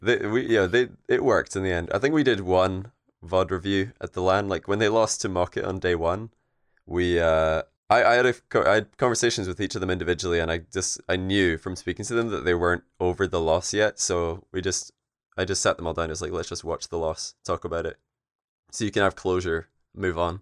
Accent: Scotland, United Kingdom; we're all Scottish

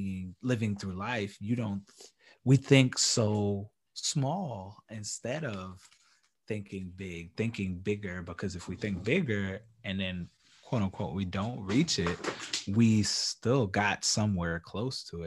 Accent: New York, United States; I'm a New Yorker

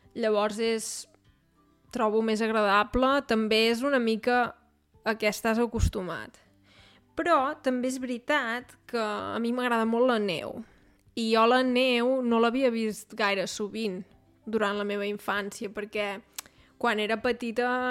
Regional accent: Catalonia, Spain; moved away as an adult; now in Munich, Germany; he crescut a Catalunya

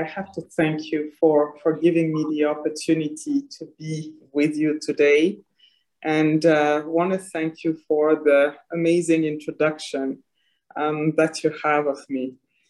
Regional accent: Senegal; born there; also born or lived in Côte d'Ivoire / Ethiopia / Paris; My journey started, as you mentioned, in Senegal. I was born in Senegal. From parents originally from Mali and Niger.

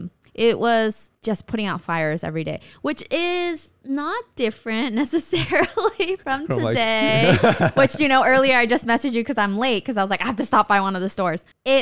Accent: California, United States; So, you know, everything basically we grew up in Southern California loving and being exposed to.

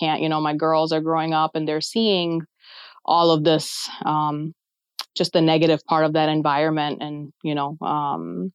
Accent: Pakistan; now in United States; I was born in Pakistan

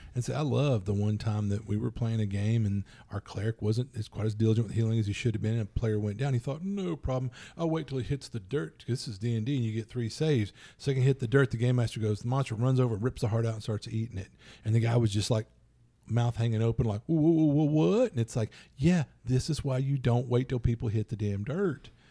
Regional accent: Louisiana, United States; I'm from Louisiana

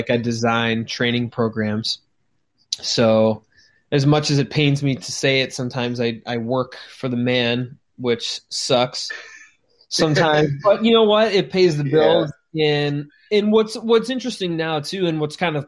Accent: Chicago, Illinois, United States; we are from Chicago

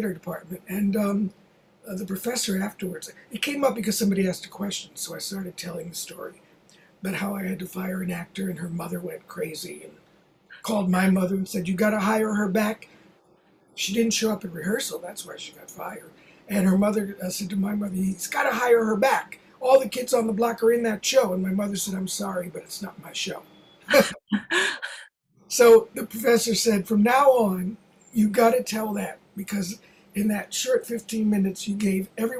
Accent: Baltimore, Maryland, United States; also born or lived in Los Angeles; now in New York, United States; That was my hometown

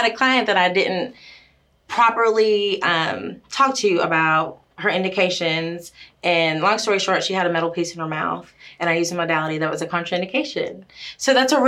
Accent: Florida, United States; moved away as an adult; now in Knoxville, United States; I've been here for the last 10-11 years in East Tennessee, but I'm from Florida

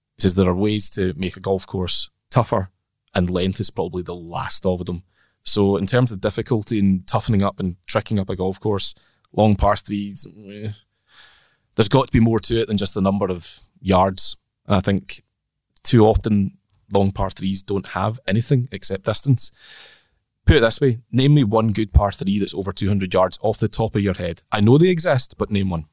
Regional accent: Orkney, Scotland, United Kingdom; I'm from Orkney

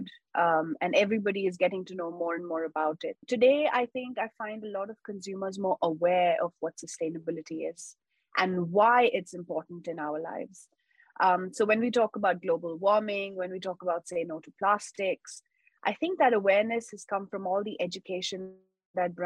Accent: Mumbai, Maharashtra, India; I've been born and brought up in Mumbai, India. So all of my school, college, undergrad was very much in Mumbai.

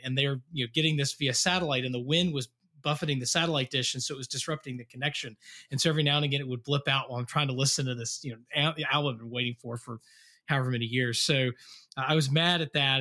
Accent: Western North Carolina, United States; moved away; I grew up in Western North Carolina

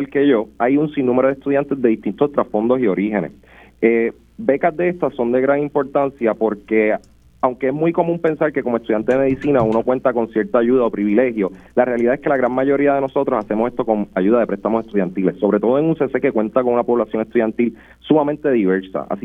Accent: Arecibo, Puerto Rico; soy oriundo de Arecibo y actualmente curso el tercer año de medicina en la Universidad Central del Caribe.

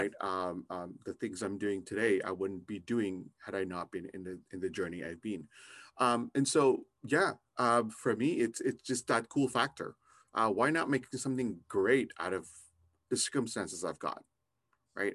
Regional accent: Canada; I'm also Canadian

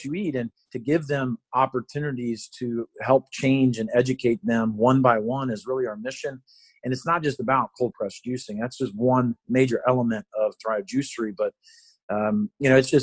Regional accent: Cincinnati, Ohio, United States; now in Ann Arbor, United States; I grew up in Cincinnati

